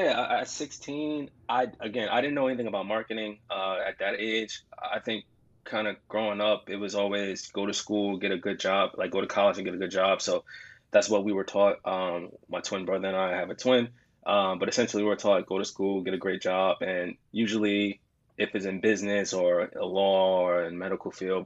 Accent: Jersey City, New Jersey, United States; I'm from Jersey City, New Jersey

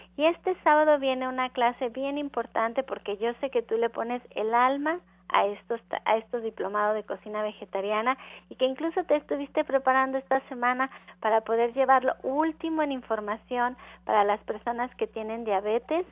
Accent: Mexico; nosotros como mexicanos

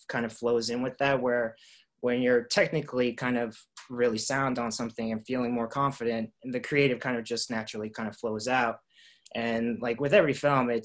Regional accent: New York City, New York, United States; now in Los Angeles, United States; I grew up in Queens

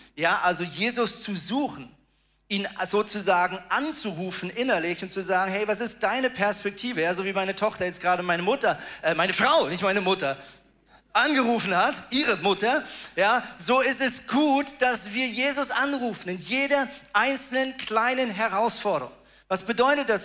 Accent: Germany; moved away as an adult; also born or lived in Switzerland; now in Tornesch, Germany; ich bin ja in Deutschland aufgewachsen, aber habe danach fast 19 Jahre in der Schweiz gelebt.

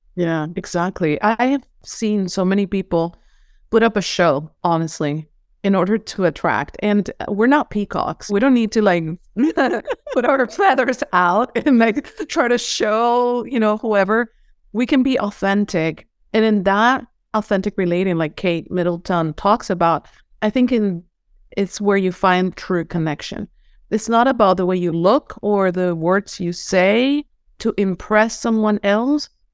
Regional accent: Venezuela; English is a second language; moved away as an adult; now in United States; I'm from Venezuela, and I was raised in, in a very spiritual way.

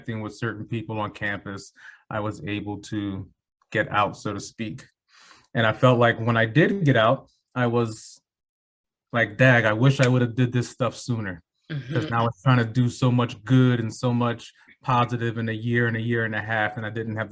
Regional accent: Philadelphia, Pennsylvania, United States; I grew up in North Philadelphia

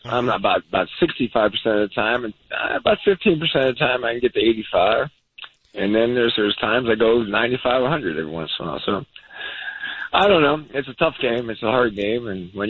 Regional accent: North Carolina, United States; I mean, I came from North Carolina, and I ran into some guys.

